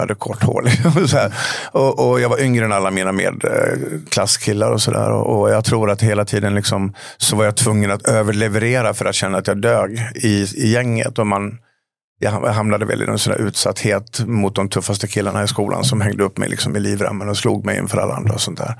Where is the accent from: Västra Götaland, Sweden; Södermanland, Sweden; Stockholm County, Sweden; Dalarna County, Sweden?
Dalarna County, Sweden; Falun; en liten pojke hemma i Falun